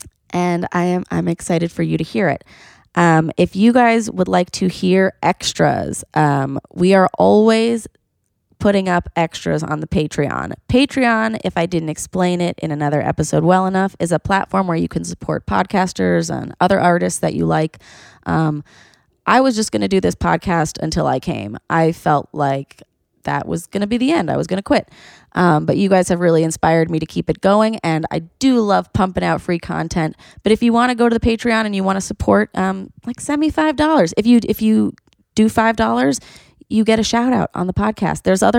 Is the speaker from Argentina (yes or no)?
yes; Argentina; I'm from Argentina, by the way.